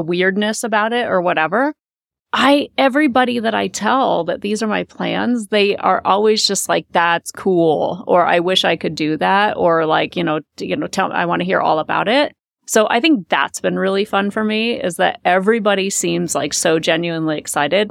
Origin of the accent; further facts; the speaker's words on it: Omaha, Nebraska, United States; moved away as an adult; now in Colorado, United States; I've grew up there